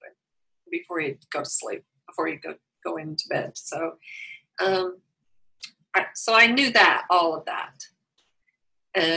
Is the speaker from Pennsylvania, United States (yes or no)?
no; Wichita Falls, Texas, United States; moved away as an adult; also born or lived in Los Angeles area, California / Kansas; now in Claremont, United States; I grew up in Wichita Falls, Texas